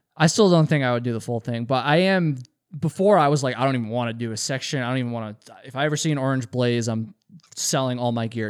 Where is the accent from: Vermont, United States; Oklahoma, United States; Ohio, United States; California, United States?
Vermont, United States; I'm from Vermont, I'm from the Northeast.